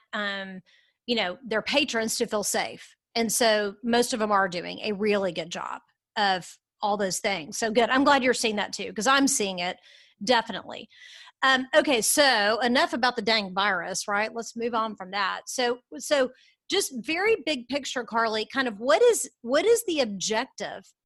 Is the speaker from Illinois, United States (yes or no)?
no; Dallas, Texas, United States; We're from Dallas.